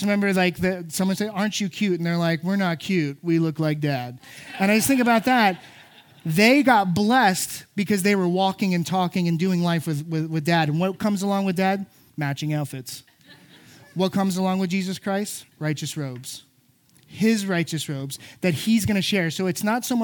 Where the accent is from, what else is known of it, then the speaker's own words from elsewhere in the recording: South Florida, United States; I grew up in South Florida